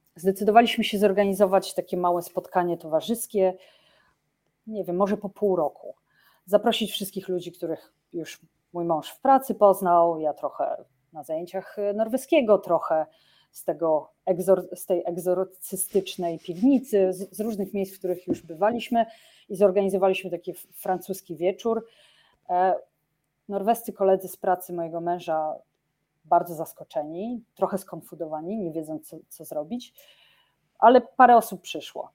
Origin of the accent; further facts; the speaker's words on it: Olsztyn, Warmian-Masurian Voivodeship, Poland; now in Oslo, Norway; wyjściowa jestem z Olsztyna